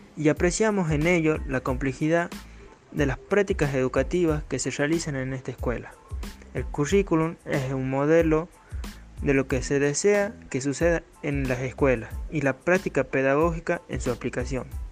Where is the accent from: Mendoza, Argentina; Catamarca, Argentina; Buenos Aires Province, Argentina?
Catamarca, Argentina; Pomán; soy de Pomán